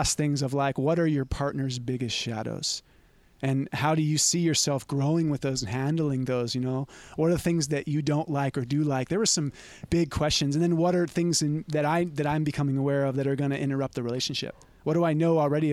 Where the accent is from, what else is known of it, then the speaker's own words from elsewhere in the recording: Santa Cruz, California, United States; growing up around Santa Cruz. And it's rough here.